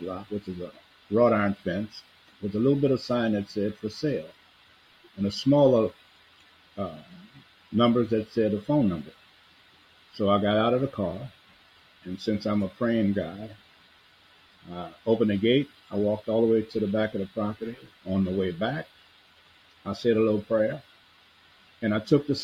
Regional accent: New Orleans, Louisiana, United States; I grew up in New Orleans, born and raised here

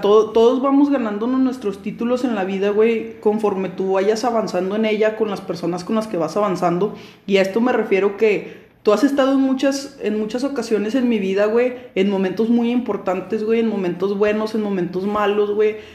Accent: Mexico

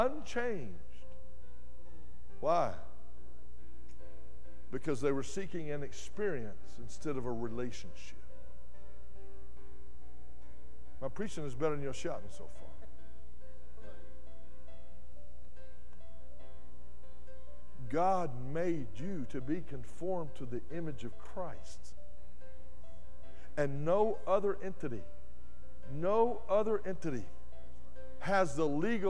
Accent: West Texas, United States; also born or lived in Dallas; I grew up in West Texas where you have to irrigate everything.

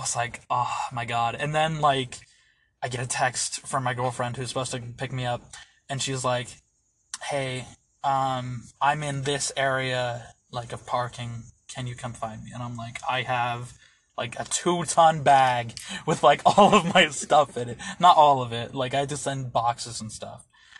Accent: Pennsylvania, United States; also born or lived in Orlando, Florida / Butte, Montana; I was born in Orlando, Florida. I lived in Pennsylvania for most of my life. Because of financial reasons, when I had gotten out of high school, I had to live with my father who was living in Montana

